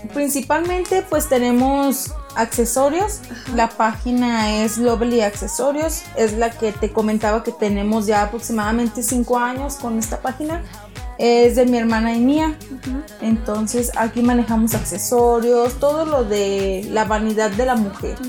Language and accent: Spanish; Mexico; somos mexicanos